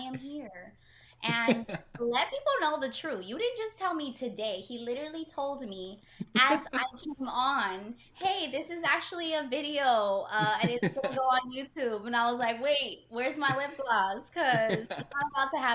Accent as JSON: {"language": "English", "town": "Los Angeles", "region": "California", "country": "United States", "tie": "born or raised there", "also_born_or_lived": "Mexico / Virginia / Philadelphia / Portland", "said": "I am from Los Angeles and born in Mexico"}